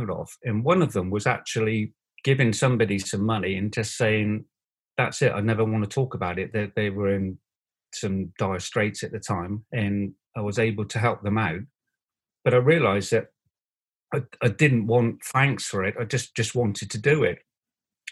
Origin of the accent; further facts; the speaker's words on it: Bristol, South West England, United Kingdom; I was Bristol born and bred